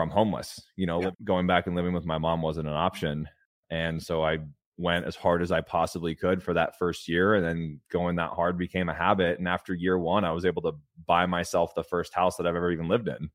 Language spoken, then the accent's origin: English; California, United States; I grew up in a trailer park in California.